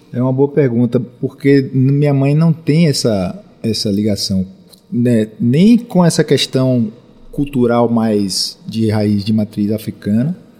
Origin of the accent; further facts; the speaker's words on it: Salvador, Bahia, Brazil; eu sou daqui de Salvador, final dos anos 70